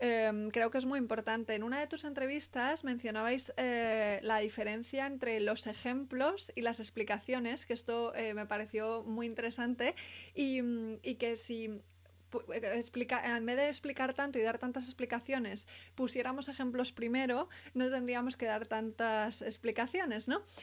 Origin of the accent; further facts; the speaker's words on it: Spain; no soy americana, soy española